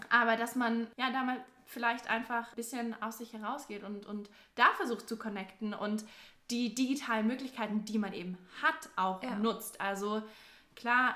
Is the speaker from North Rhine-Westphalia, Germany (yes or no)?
no; near Stuttgart, Baden-Württemberg, Germany; moved away as an adult; now in Bayreuth, Germany; ich komme ursprünglich aus der Nähe von Stuttgart